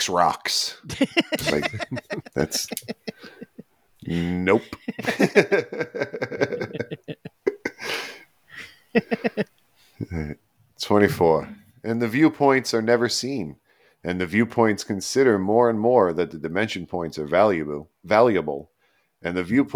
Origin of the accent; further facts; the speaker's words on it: New York City, New York, United States; We're from Staten Island